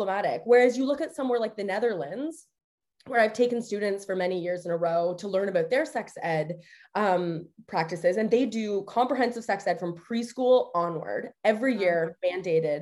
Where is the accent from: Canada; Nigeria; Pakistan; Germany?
Canada; now in United States; I am Canadian